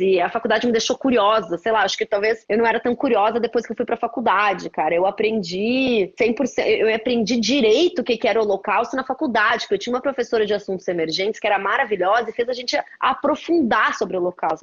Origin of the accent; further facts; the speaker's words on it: Porto Alegre, Rio Grande do Sul, Brazil; eu sou de Porto Alegre